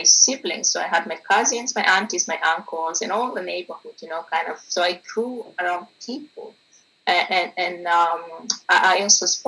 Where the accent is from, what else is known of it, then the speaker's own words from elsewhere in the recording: South Sudan; moved away as an adult; now in Bergen, Norway; I came from South Sudan